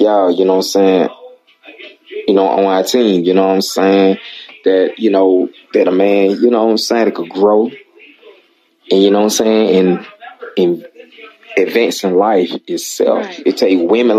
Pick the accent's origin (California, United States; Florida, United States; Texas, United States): Florida, United States; Central; I'm from Central Florida, mm-hmm, Orlando, Tampa, Daytona, okay, Beach. That's my stomping grounds.